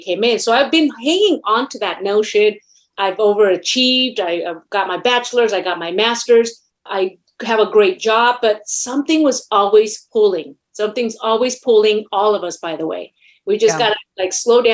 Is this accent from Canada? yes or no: no; Mexico City, Mexico; now in United States; I was born in Mexico City, last of 12 children. I'm Latina.